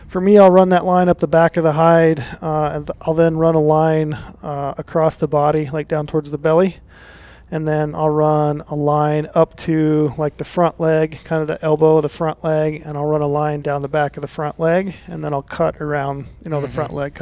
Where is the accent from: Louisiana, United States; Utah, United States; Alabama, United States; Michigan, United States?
Utah, United States; growing up in Utah, we did a lot of, you know, over-the-counter spike hunting